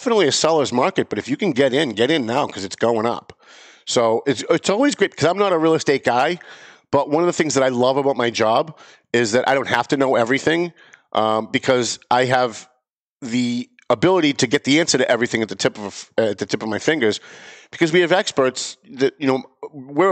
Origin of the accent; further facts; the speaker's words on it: Lawrence, Massachusetts, United States; I was born and raised in Lawrence